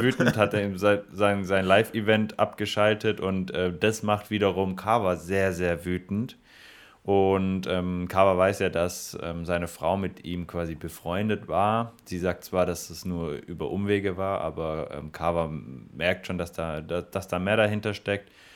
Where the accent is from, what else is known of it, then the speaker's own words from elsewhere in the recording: Stuttgart, Baden-Württemberg, Germany; als Stuttgarter muss ich